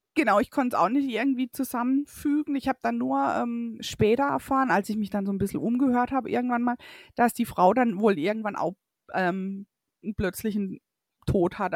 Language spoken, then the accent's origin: German; Waldkirch, Baden-Württemberg, Germany; dass ich eben aus dem Elstal komme